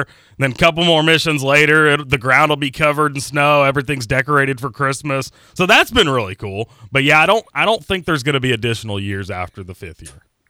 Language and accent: English; Pekin, Indiana, United States; moved away; also born or lived in Georgetown, Kentucky / Jacksonville, Florida; Pekin was my boyhood home